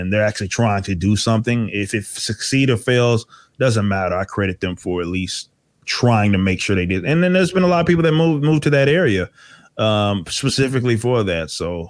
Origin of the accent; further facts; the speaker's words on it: Dallas, Texas, United States; Yeah. I'm from Dallas.